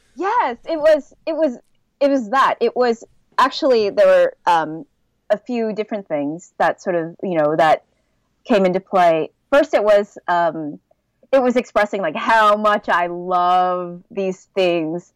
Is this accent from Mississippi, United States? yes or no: no; Southern California, United States; moved away as an adult; also born or lived in Los Angeles, United States / Oregon, United States / Seoul, South Korea; now in Belgium; I was born and raised in Southern California